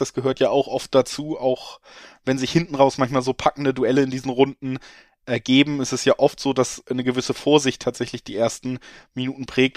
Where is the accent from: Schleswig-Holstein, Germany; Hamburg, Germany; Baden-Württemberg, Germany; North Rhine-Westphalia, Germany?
Hamburg, Germany; Ich komme aus Hamburg